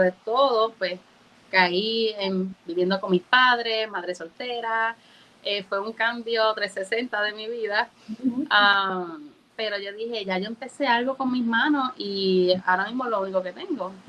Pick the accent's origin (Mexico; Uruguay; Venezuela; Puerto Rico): Puerto Rico; Moca; also born or lived in Orlando, Florida; aunque no nací en Puerto Rico, eh, mis padres son boricuas y llevo aquí desde los cuatro años y yo soy nativa